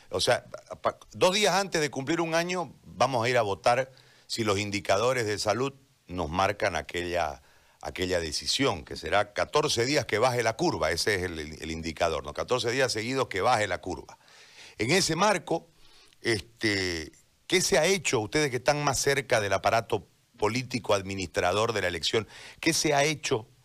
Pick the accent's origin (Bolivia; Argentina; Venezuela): Bolivia; ¿cómo podemos garantizar como bolivianos que después de haber salido a las calles, después de haber denunciado el fraude, después de todo lo que pasó